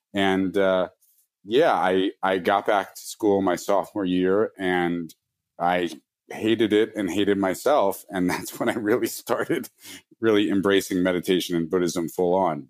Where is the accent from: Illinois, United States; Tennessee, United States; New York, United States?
New York, United States; New York City; I grew up in New York City